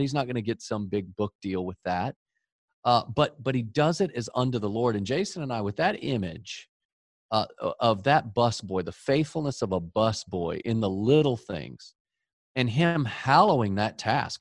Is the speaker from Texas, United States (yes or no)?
yes; Dallas, Texas, United States; We grew up in Dallas, Texas, the home of the greatest football team ever the Dallas Cowboys